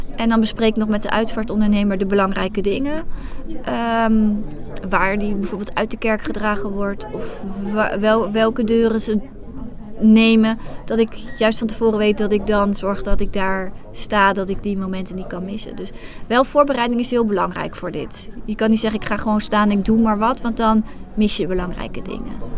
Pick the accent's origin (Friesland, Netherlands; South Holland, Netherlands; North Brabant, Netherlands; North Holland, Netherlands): South Holland, Netherlands; Hoogvliet; Ik kom uit Hoogvliet. Daar heb ik een fotostudio.